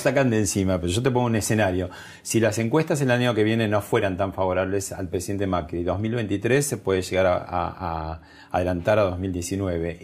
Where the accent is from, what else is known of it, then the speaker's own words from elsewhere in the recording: Argentina; nosotros somos los argentinos